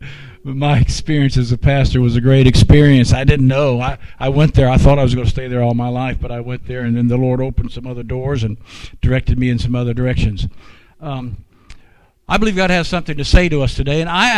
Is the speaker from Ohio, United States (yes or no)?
yes; Hamilton, Ohio, United States; moved away; I was born in Hamilton, so I have roots in Ohio.